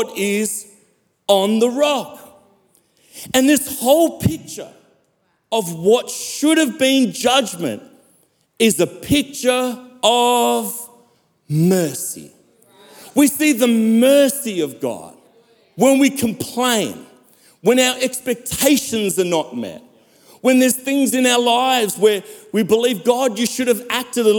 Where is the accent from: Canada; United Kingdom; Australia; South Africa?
South Africa; Growing up in South Africa